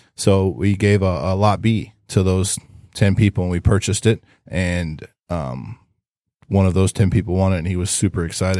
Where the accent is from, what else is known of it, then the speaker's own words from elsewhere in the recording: Ohio, United States; I'm from Ohio